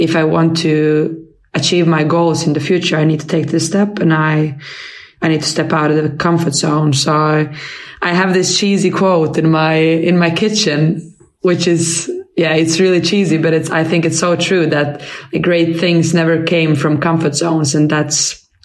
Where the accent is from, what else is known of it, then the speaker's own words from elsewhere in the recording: Helsingborg, Skåne, Sweden; moved away as an adult; also born or lived in Falun, Dalarna / Malmö; now in London, United Kingdom; I was born in Falun, in Dalarna, and that's far away from Helsingborg, and they speak a whole different than how we do in Malmö and in Helsingborg. But yeah, I grew up in Helsingborg